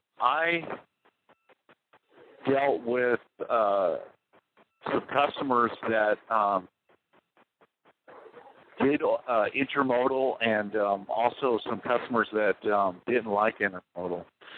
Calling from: Wisconsin, United States

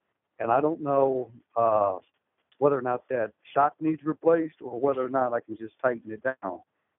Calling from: El Paso, Texas, United States; I'm actually calling from El Paso, Texas.

